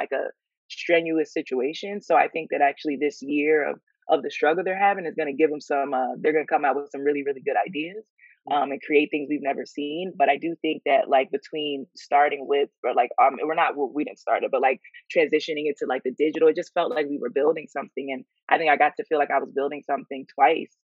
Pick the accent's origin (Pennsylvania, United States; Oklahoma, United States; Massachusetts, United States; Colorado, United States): Pennsylvania, United States; York; moved away as an adult; also born or lived in Philadelphia, Pennsylvania; now in New York, United States; I'm from York, Pennsylvania. There's, you know, Amish people close to us in Lancaster